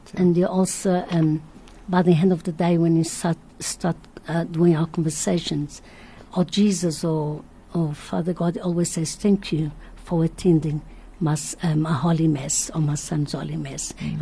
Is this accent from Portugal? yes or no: yes; Madeira, Portugal; now in South Africa; I was born in Madeira. I'm here 49 years.